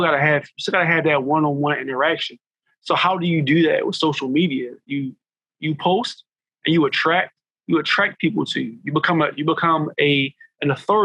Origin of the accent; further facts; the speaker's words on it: Philadelphia, Pennsylvania, United States; I grew up in a section of North Philly called Logan.